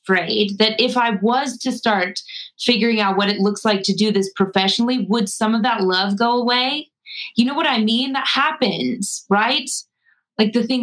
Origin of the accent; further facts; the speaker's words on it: Colorado, United States; growing up in Colorado and my parents are hippies, we were always out in nature